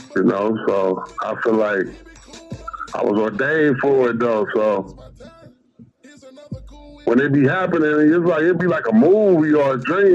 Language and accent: English; Midwest, United States; And I'm from the Midwest, so I listen to everything.